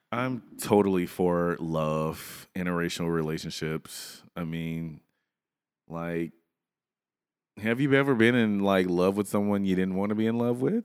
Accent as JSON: {"language": "English", "region": "Louisiana", "country": "United States", "said": "I'm from Louisiana"}